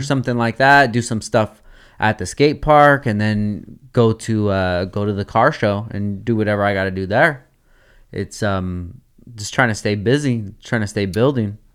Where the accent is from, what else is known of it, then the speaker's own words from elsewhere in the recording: Oxnard, California, United States; I want is to be in my hometown at my home skate park